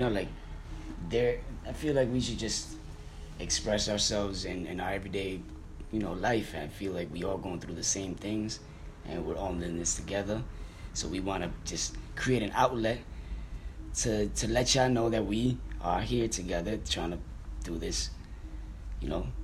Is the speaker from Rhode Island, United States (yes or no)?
yes; Providence, Rhode Island, United States; also born or lived in Dominican Republic; now in New Jersey, United States; I originally grew up in Providence, Rhode Island.